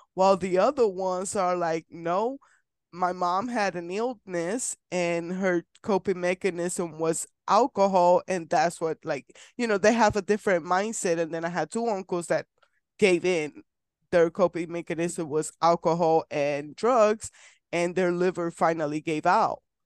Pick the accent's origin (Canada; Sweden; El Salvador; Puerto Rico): Puerto Rico; now in Kansas, United States; I'm from Puerto Rico, so my family's in Puerto Rico and I live in Kansas